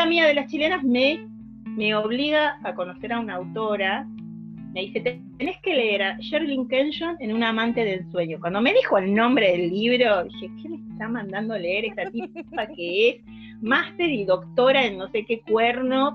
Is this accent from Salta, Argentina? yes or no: yes; Salta, Argentina; yo soy de Salta, eso no, me acuerdo si lo había puesto en la bio, este, soy una soy salteña